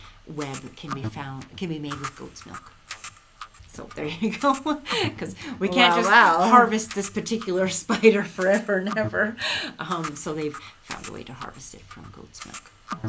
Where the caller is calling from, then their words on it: Cheadle, Alberta, Canada; I'm listening from Cheadle, Alberta.